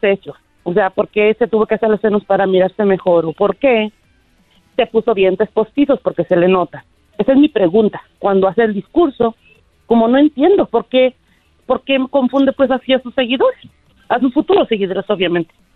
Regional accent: Mexico; Soy mexicana

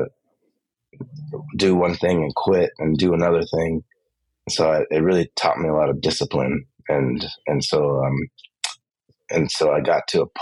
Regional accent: Los Angeles, California, United States; I grew up in East

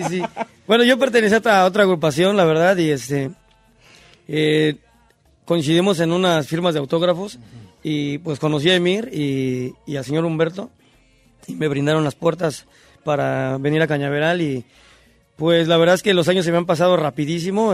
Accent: Los Reyes La Paz, State of Mexico, Mexico; yo soy del Estado de México. De, este, de un municipio que se llama Los Reyes La Paz

